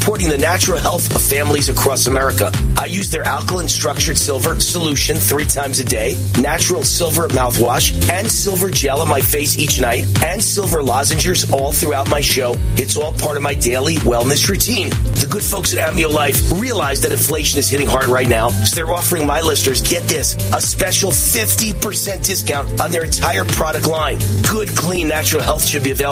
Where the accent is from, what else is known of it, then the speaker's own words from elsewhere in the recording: Mount Vernon, New York, United States; I'm from Mount Vernon, New York, on the Bronx borderline.